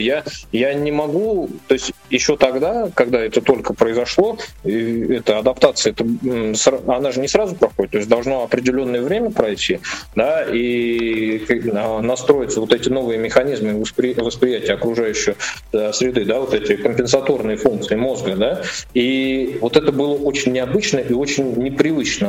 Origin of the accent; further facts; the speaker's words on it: Nizhny Novgorod, Nizhny Novgorod Oblast, Russia; тоже из Нижнего Новгорода, да, но мы жили на другом конце города